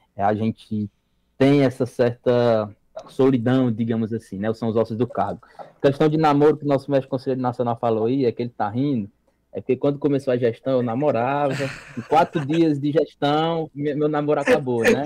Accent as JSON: {"language": "Portuguese", "town": "Jaguaribe", "region": "Ceará", "country": "Brazil", "moved": "yes", "lives_now": "Fortaleza, Brazil", "said": "eu sou do interiorzão do Ceará"}